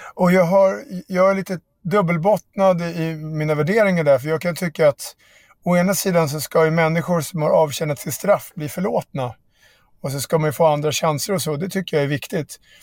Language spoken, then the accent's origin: Swedish; Barkaby, Stockholm County, Sweden; mina kompisar i Barkaby där jag växte upp